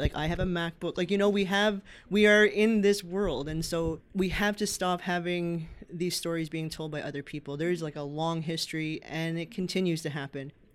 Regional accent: Happy Valley-Goose Bay, Newfoundland and Labrador, Canada; I'm originally from Happy Valley Goose Bay in Labrador

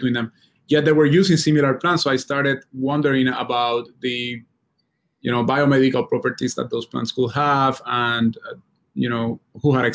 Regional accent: Puerto Rico; moved away as an adult; I grew up in Puerto Rico

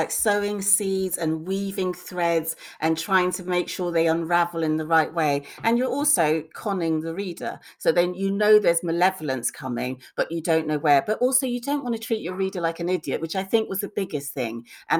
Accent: Lagos, Nigeria; also born or lived in Bristol; I went to Lagos before I was two, so I was born in Bristol, but I have no recollection of, I don't remember being two. So as far as I was concerned, I was brought up in Nigeria

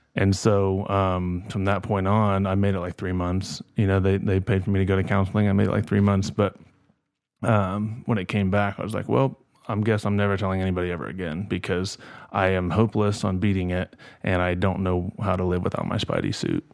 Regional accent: Kokomo, Indiana, United States; growing up in Kokomo

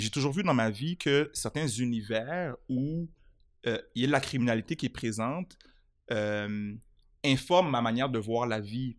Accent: Montreal, Quebec, Canada; j'ai grandi à Montréal

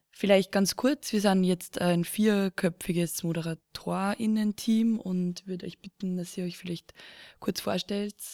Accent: Lower Austria, Austria; now in Vienna, Austria; komme auch ursprünglich vom, vom Land von, aus Niederösterreich und wohne aber jetzt auch schon mehrere Jahre in Wien

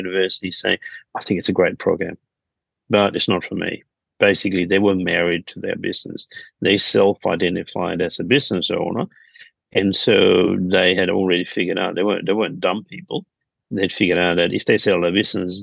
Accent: Denmark; now in Sydney, Australia; I'm originally from Denmark

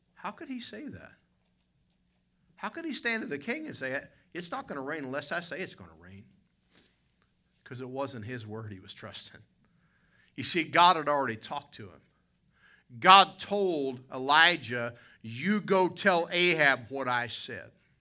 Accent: the South, United States; I'm from the South.

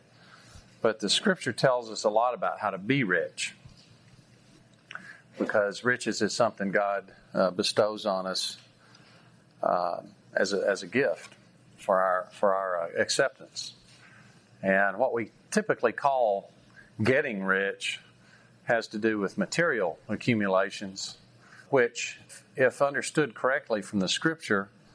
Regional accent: Texas, United States; growing up in Texas, I love Texas

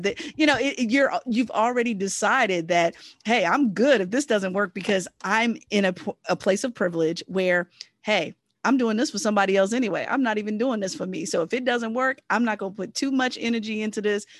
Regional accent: Southern Virginia, United States; I'm a Virginian. I'm originally from Southern Virginia.

